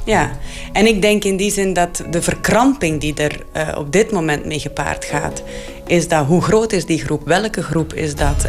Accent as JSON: {"language": "Dutch", "region": "Flanders", "country": "Belgium", "said": "ik ben soms als Vlaming"}